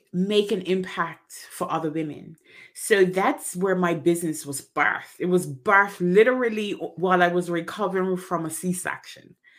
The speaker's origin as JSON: {"language": "English", "country": "Bermuda", "said": "I am originally from Bermuda"}